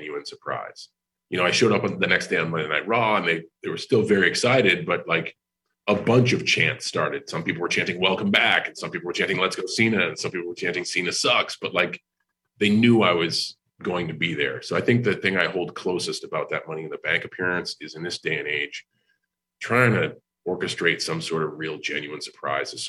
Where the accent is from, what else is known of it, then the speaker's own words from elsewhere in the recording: New England, United States; moved away as an adult; now in Tampa, United States; I'm from New England.